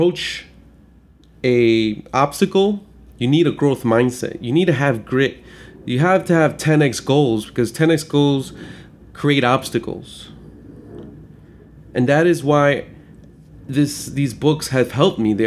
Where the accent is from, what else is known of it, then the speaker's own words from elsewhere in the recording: Chicago, Illinois, United States; I grew up in Chicago